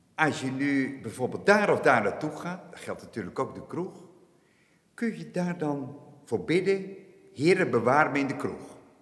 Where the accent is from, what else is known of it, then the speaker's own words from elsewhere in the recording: Aagtekerke, Zeeland, Netherlands; ik, ik, ben geboren en getogen in Achterkerken. En ik heb nu eh, de aanvallige leeftijd van 68 jaar. Nooit vertrokken.